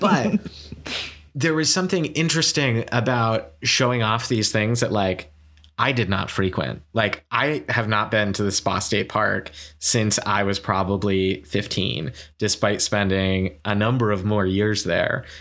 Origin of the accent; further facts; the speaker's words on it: Saratoga Springs, New York, United States; moved away; I was in my hometown, which, like, Saratoga Springs is not a tiny place